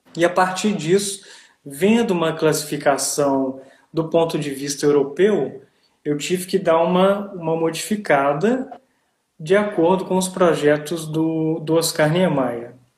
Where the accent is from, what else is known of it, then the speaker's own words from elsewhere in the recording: Ouro Preto, Minas Gerais, Brazil; now in Italy; eu sou de Ouro Preto, é, em Minas Gerais